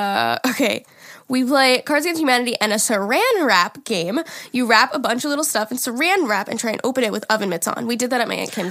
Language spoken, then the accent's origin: English; Minnesota, United States; Hey, girls. … I'm from Minnesota. I sent in an email before for the Thanksgiving episode, and y'all were trying to do a Minnesotan accent.